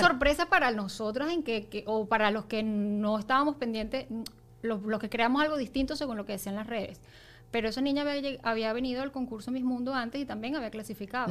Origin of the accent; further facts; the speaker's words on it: Venezuela; nosotras como venezolanos